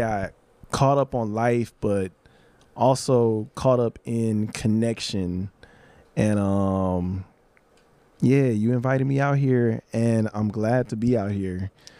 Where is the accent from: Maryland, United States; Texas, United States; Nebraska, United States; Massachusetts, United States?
Texas, United States; Houston; because I'm from Houston, and when I was growing up, people probably still say it, but we used to use the word Maine.